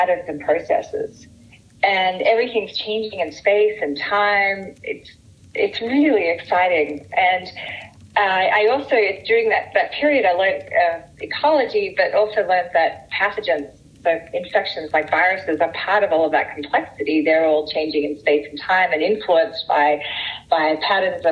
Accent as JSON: {"language": "English", "country": "Australia", "moved": "as an adult", "said": "I'm from Australia"}